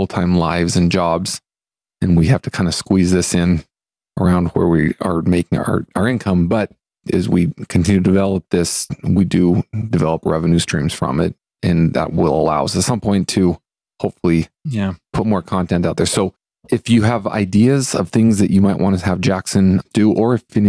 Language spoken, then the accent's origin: English; Fairfield, Montana, United States; moved away; also born or lived in Lewistown, Montana; we grew up in Fairfield